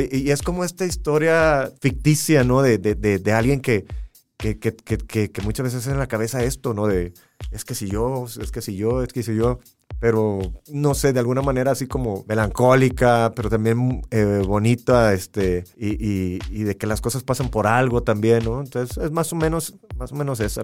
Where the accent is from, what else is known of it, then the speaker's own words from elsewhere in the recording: Matamoros, Tamaulipas, Mexico; Yo soy de Matamoros, Tamaulipas, y, y pues nací pegado a, la, frontera